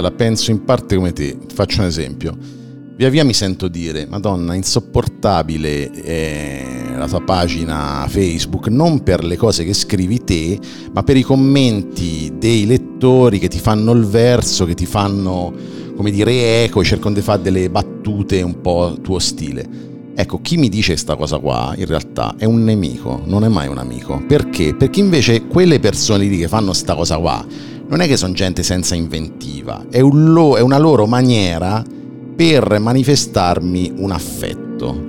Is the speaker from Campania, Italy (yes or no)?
no; Civitella in Val di Chiana, Tuscany, Italy; io vivo in campagna, in una frazione di neanche 2000 abitanti del eh, comune di Civitella Val di Chiana